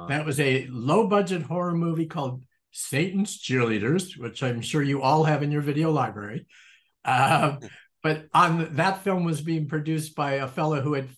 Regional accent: Rochester, New York, United States; moved away as an adult; also born or lived in Los Angeles; now in Riverside, United States; I grew up in Rochester, New York, with absolutely no connection to the entertainment industry

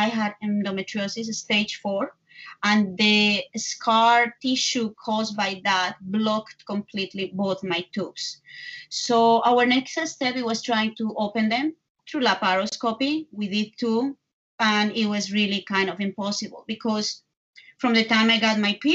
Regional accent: Bogotá, Colombia; English is a second language; moved away as an adult; now in New York, United States; I am from Colombia, from Bogota, but I live in New York for the last 18 years

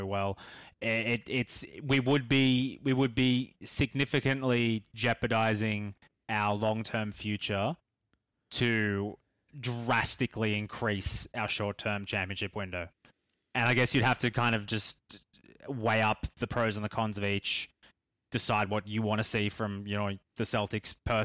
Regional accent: Australia; being Australian

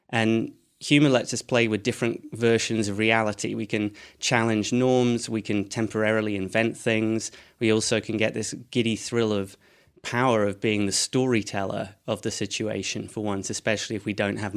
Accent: Edinburgh, Scotland, United Kingdom; Um, so, I'm from uh, Edinburgh, though my accent wouldn't make you think that.

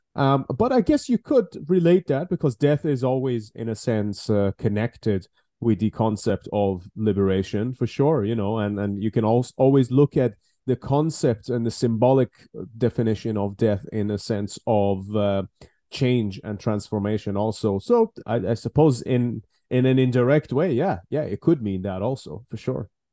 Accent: Iran; moved away as an adult; now in United Kingdom; originally, obviously, born and raised in Iran, and then I moved to the UK

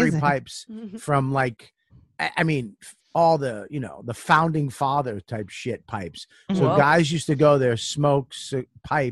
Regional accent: Medford, Massachusetts, United States; moved away; I grew up in Medford

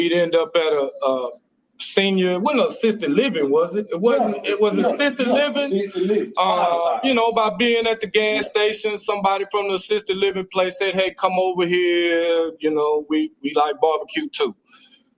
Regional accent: Dallas, Texas, United States; I'm from Oak Cliff

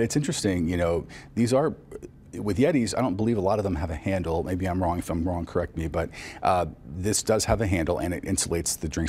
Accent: Livonia, Michigan, United States; moved away; Livonia, Michigan. That's my hometown. That's where I'm originally from.

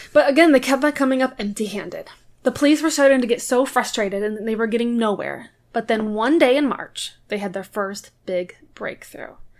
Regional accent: Midwest, United States; I'm from the Midwest

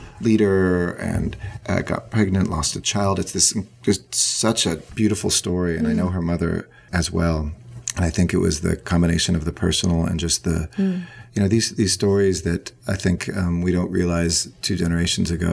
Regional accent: United States; we grew up in the United States

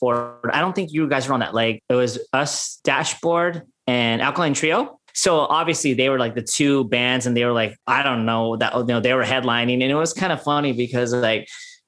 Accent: Oxnard, California, United States; we're just dudes from the Nard, like Oxnard

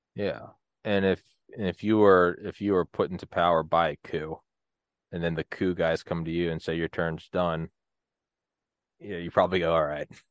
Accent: New England, United States; moved away; also born or lived in Georgia

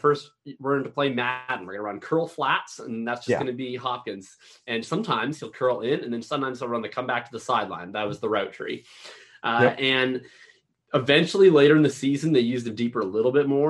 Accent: Canada; I'm from Canada

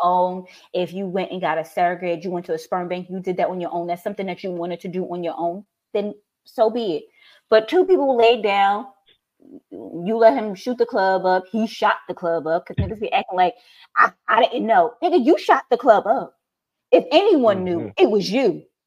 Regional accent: New York, United States; moved away; From New York.

